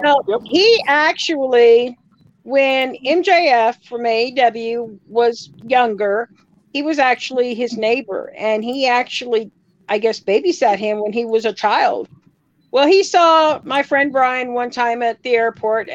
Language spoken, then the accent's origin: English; Kansas, United States; moved away; I'm from Kansas originally, so I was not very far from Kansas City